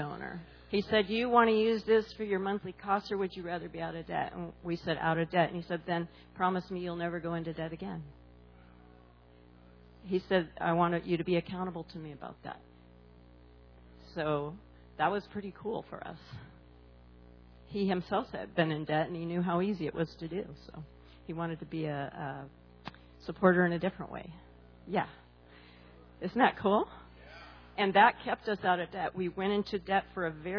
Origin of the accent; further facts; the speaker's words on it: California, United States; moved away as an adult; also born or lived in Hawaii; I'm from California